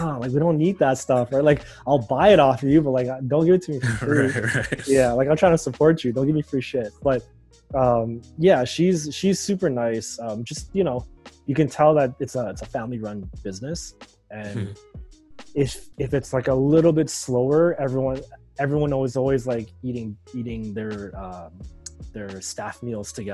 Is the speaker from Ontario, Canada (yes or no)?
yes; Markham, Ontario, Canada; I grew up in Markham, so Markham is like one of the you know, pinnacles for Asian cuisine